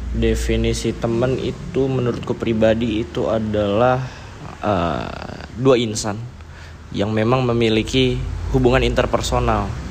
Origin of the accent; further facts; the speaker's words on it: Bogor, West Java, Indonesia; also born or lived in Yogyakarta; gua, em, lahir di Jogja, tapi ya gua besar di Bogor